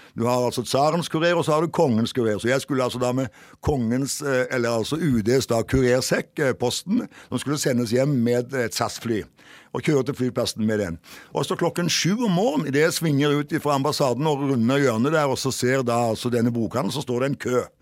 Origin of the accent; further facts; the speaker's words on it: Jæren, Rogaland, Norway; moved away as an adult; now in Kirkenes, Norway; Rogaland offentlige landsgymnas eh, på Jæren, der jeg vokste opp